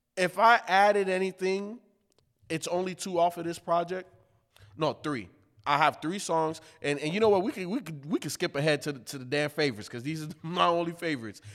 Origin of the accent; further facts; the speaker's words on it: Chicago, Illinois, United States; I was growing up in the hood, by Humble Park in Chicago